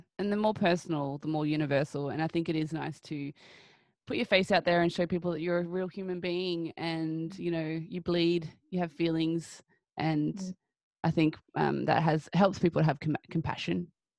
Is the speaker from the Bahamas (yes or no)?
no; Australia; I even in Australia, people are like, oh, so where are you from? And I'm like, here. What do you mean? Like, I'm Australian too, you know.